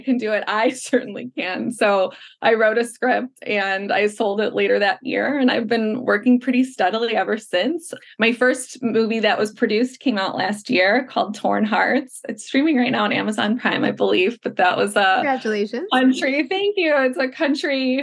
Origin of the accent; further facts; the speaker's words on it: Chicago, Illinois, United States; moved away as an adult; now in Los Angeles, United States; I'm from Chicago. I moved back to Chicago for a couple of years